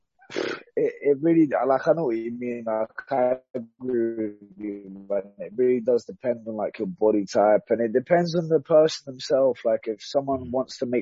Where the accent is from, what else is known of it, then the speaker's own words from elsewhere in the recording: London, United Kingdom; it's in my backyard, man, like my hometown.